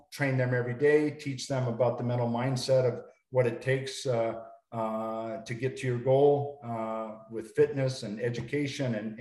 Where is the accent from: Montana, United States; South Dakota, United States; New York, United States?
Montana, United States; moved away; Montana, my hometown